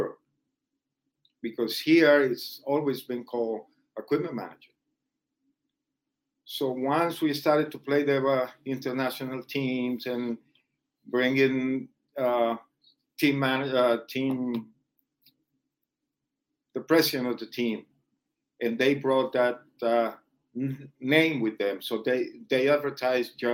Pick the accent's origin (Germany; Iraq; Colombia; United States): Colombia; moved away; the guys that were born in my hometown, or guys that I briefly met back in Colombia